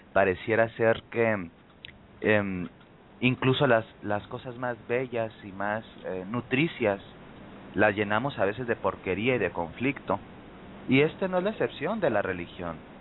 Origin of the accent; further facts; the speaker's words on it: Mexico; en mi país, México